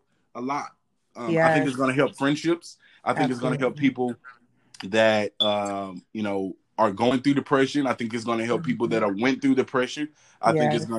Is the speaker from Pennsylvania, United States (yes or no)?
no; Texas, United States; I'm from Texas.